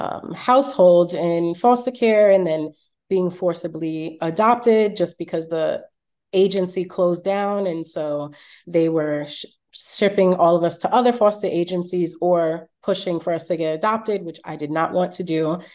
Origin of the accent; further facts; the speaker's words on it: New York City, New York, United States; growing up in Brooklyn in Flatbush